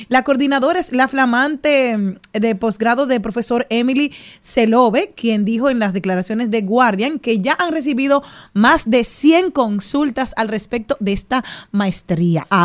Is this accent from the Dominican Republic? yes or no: yes; Monte Plata, Dominican Republic